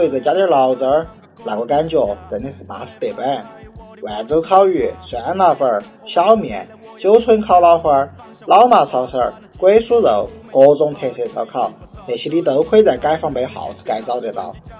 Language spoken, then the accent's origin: Chinese; Chongqing, China; 我来自八地魔幻城市重庆，它又被称为山城、雾都。